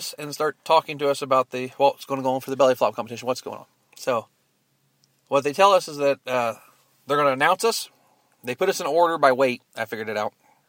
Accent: Texas, United States; I'm from Texas

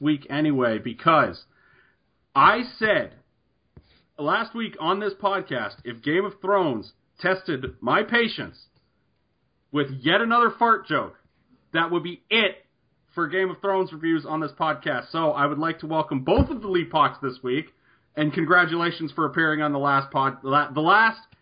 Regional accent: Canada; I'm Canadian

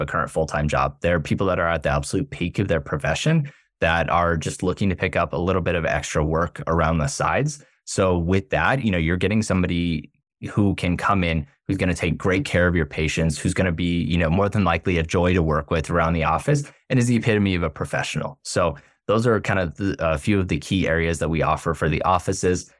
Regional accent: South Florida, United States; we're born and raised in South Florida

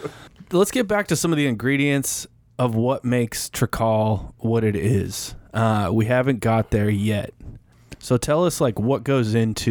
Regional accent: Colorado, United States; I'm from the Rocky Mountains, Colorado.

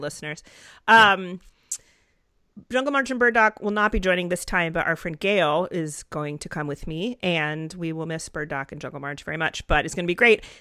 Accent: Atlanta, Georgia, United States; I'm from Atlanta

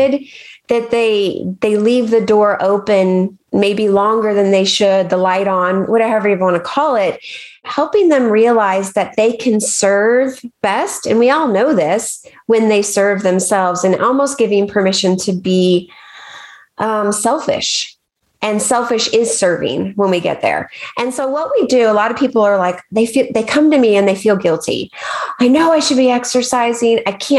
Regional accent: Arkansas, United States; I grew up in Arkansas and there's the mighty Mississippi River

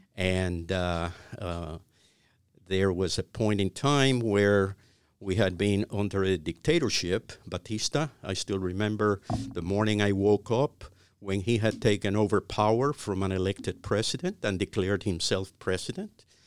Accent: Havana, Cuba; moved away as an adult; now in United States; I, I was born in Cuba. I was born in Havana. Uh, I, uh, uh, lived in the heart of Havana.

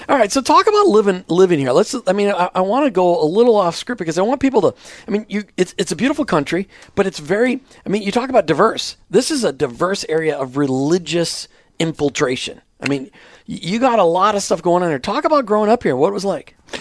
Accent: Minnesota, United States; growing up in Minnesota

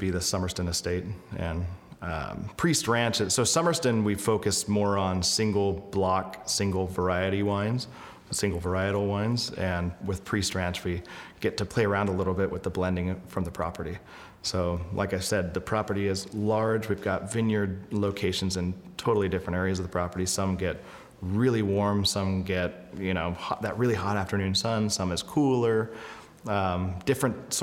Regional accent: Belfair, Washington, United States; moved away as an adult; now in Napa, United States; I'm originally from Washington State, the western side of the state, a little town called Belfair

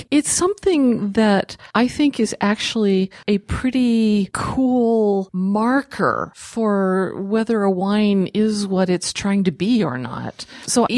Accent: the South, United States; moved away; I grew up partly in the South.

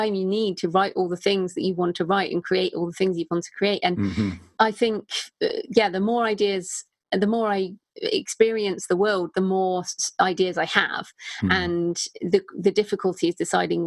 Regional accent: United Kingdom; accent: British; also born or lived in Bath; in case people didn't realize from my accent, I am British

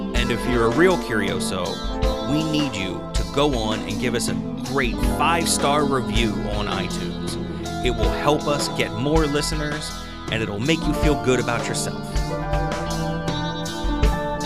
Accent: Maryland, United States; accent: Maryland; I have a bad Maryland accent

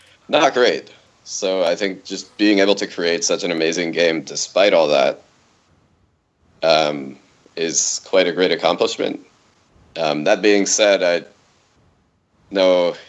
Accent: North Carolina, United States; I grew up in North Carolina

